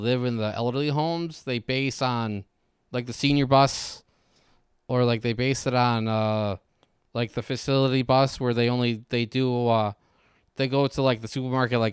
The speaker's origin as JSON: {"language": "English", "town": "Waterbury", "region": "Connecticut", "country": "United States", "said": "I'm from Waterbury"}